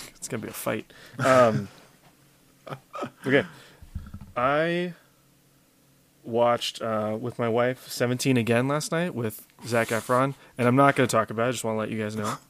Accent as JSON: {"language": "English", "region": "Louisiana", "country": "United States", "said": "we have accents in the sense that we say, uh, \"Y'all.\""}